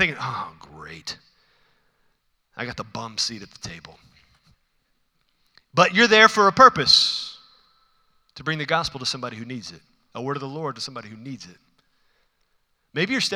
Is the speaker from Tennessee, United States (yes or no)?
no; Houston, Texas, United States; I'm from Houston